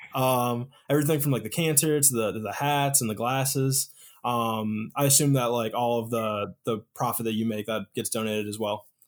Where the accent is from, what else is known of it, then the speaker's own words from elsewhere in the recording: Detroit, Michigan, United States; I'm from Detroit